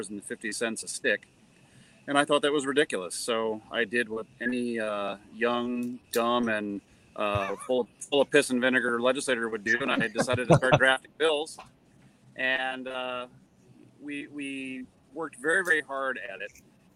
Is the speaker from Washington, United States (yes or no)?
no; Waconia, Minnesota, United States; I was the mayor here in my hometown of Waconia, Minnesota.